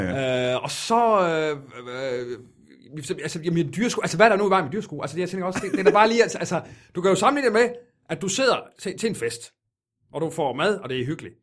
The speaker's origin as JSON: {"language": "Danish", "region": "Jutland", "country": "Denmark", "said": "jeg er jyde i hvert fald"}